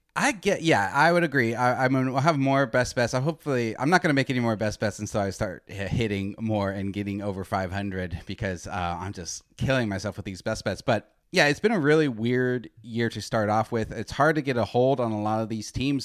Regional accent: Arizona, United States; moved away as an adult; also born or lived in New York; I grew up in Arizona, so I grew up with earlier games

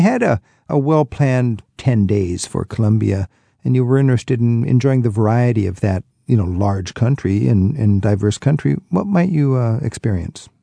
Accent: United States; as an American

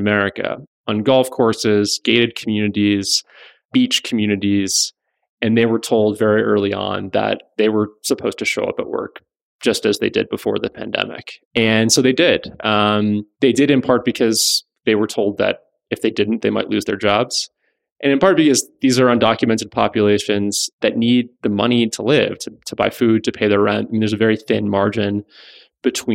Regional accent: South Florida, United States; I grew up in South Florida, spent a lot of time very close to these communities

